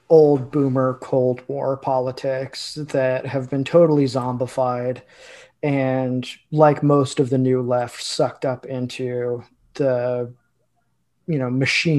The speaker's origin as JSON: {"language": "English", "region": "Illinois", "country": "United States", "tie": "born or raised there", "said": "Illinois, my home state."}